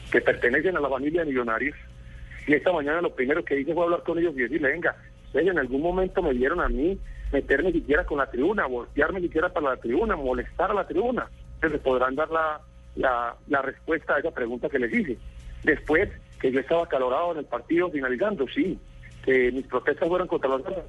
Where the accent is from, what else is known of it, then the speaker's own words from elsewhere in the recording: Colombia; perdí una cantidad de derechos que me asisten como colombiano